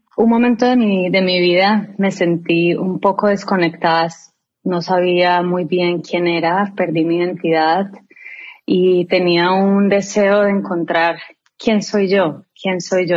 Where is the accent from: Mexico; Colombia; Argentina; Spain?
Colombia; now in United States; soy una colombiana